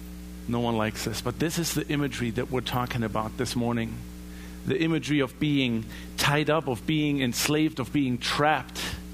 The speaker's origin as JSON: {"language": "English", "country": "Germany", "said": "In my home country in Germany, we all have seen the images of people being enslaved for their ethnicity, being placed in concentration camps."}